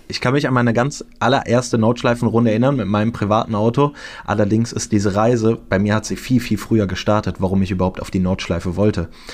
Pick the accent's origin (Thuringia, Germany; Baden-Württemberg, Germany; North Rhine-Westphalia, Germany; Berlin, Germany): North Rhine-Westphalia, Germany; Cologne; Ich bin in Köln geboren